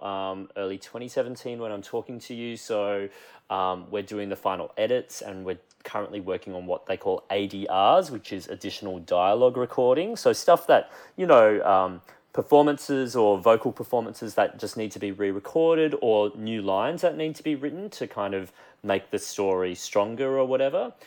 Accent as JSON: {"language": "English", "region": "Queensland", "country": "Australia", "also_born_or_lived": "Brisbane", "moved": "as an adult", "lives_now": "Sydney, Australia", "said": "I'm currently based in Sydney and I have been here for the last three years, but I still very much think of myself as a Queenslander who happens to live in Sydney."}